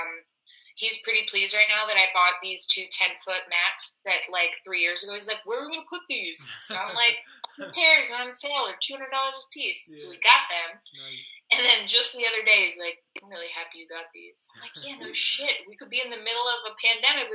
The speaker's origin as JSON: {"language": "English", "town": "Cape May", "region": "New Jersey", "country": "United States", "tie": "born or raised there", "moved": "as an adult", "lives_now": "Philadelphia, United States", "said": "I grew up in Cape May, New Jersey, so definitely not a city kid."}